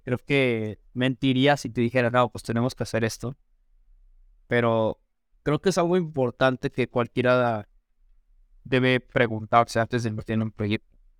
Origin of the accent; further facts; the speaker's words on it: Mexico; aquí en México